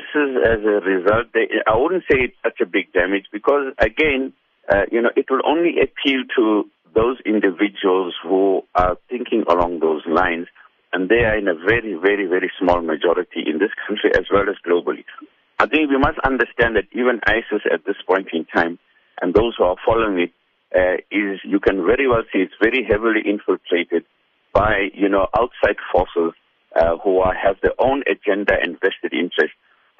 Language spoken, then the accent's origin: English; South Africa; as South African citizens and as Muslims in South Africa and as Muslims part of the global Muslim community